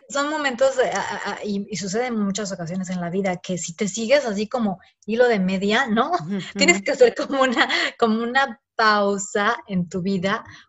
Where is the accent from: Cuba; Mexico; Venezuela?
Mexico; moved away; somos como mexicanas viviendo en el extranjero